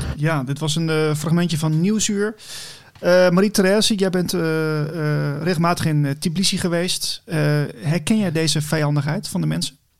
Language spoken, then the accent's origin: Dutch; Netherlands; we als Nederlanders